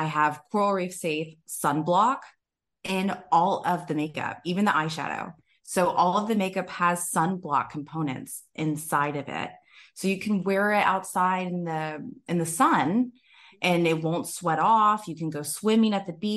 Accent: Tampa, Florida, United States; I was born and raised in Tampa, Florida

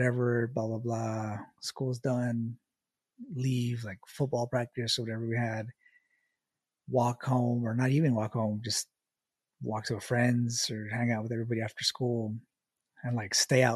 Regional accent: El Paso, Texas, United States; I was born in El Paso, so way West Texas, right on the border. Like, I live like maybe 100 yards away from the border wall or the border fence

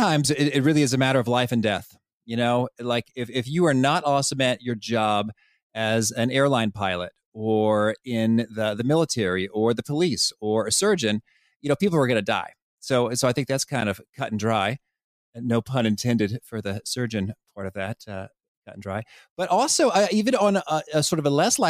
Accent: Danville, Illinois, United States; I would go to the Danville Public Library, where I grew up in Illinois

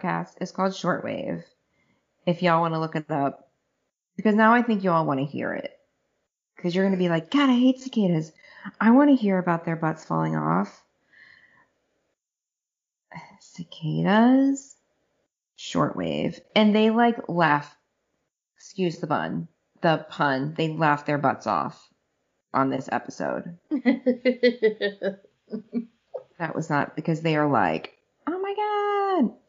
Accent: Southern Ohio, United States; moved away; I grew up in Southern Ohio

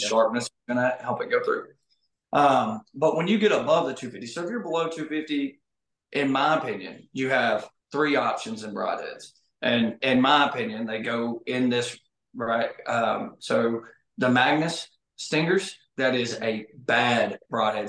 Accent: Arkansas, United States; I grew up here in Arkansas hunting pine thickets with a seven mag over corn

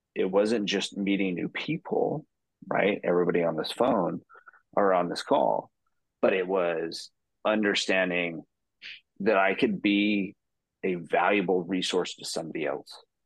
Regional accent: Utah, United States; now in San Diego, United States; I'm from San Diego, California, or originally from Utah, but now I live in San Diego

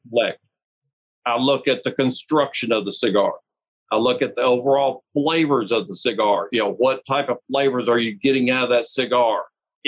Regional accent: Nashville, Tennessee, United States; I was born in Nashville

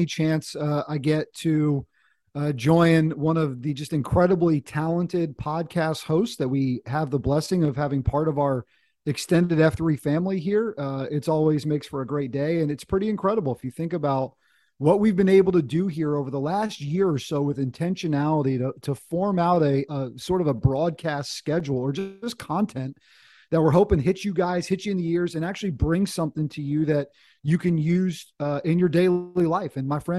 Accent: North Carolina, United States; also born or lived in Washington, D.C.; My dad was in the Air Force when we were kids, but sort of grew up in North Carolina, went to college down here, and had a chance to kind of come home in a sense.

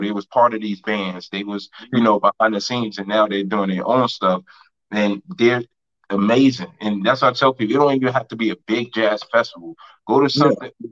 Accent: New York, United States; I'm a New Yorker

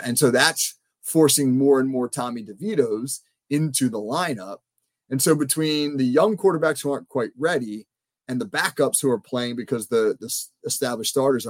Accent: New Jersey, United States; being from New Jersey myself, I'm from South Jersey

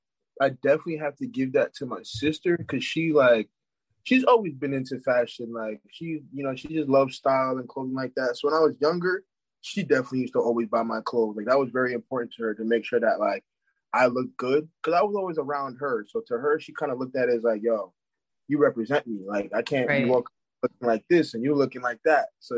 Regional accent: West Orange, New Jersey, United States; I'm from West Orange, New Jersey, born and raised.

